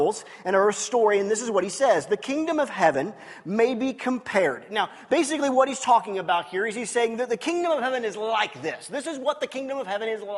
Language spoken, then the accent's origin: English; United States; I'm an American